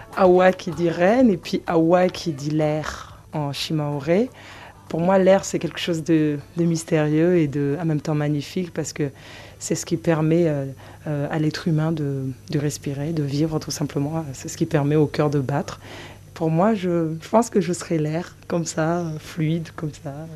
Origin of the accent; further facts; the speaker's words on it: Mayotte; j'ai grandi à Mayotte